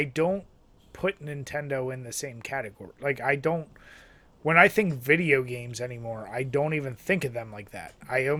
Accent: New York, United States; Like, no, I've just always loved them because I grew up in New York in this area, and I just love them.

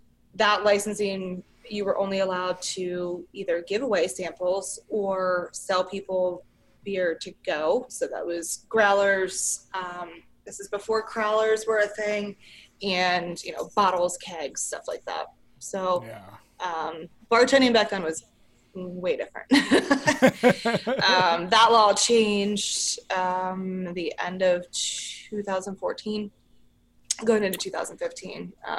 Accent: Harrisburg, Pennsylvania, United States; also born or lived in Hershey, Pennsylvania; I grew up in Harrisburg and then I lived in Hershey

